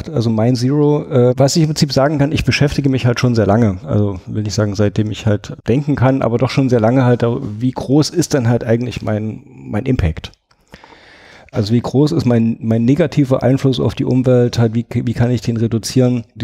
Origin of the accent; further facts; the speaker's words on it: Thuringia, Germany; Das ist eine große Herausforderung für mich, weil ich bin in Thüringen aufgewachsen. Da gibt es praktisch Fleisch zu Fleisch als Beilage.